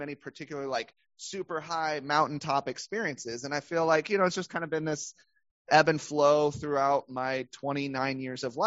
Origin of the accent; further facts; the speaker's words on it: Cincinnati, Ohio, United States; also born or lived in Jackson, Tennessee; I do consider Cincinnati kind of as my hometown. But I was actually born in Tennessee